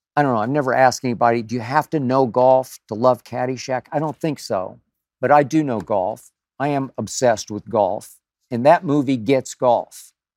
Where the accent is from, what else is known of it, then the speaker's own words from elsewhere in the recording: Oklahoma, United States; moved away; my home state of Oklahoma